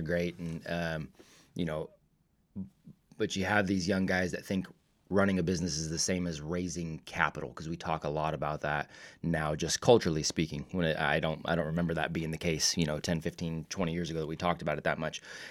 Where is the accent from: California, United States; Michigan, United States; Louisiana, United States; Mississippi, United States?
California, United States; Vacaville; I grew up in Vacaville. So I mean, I'm California native too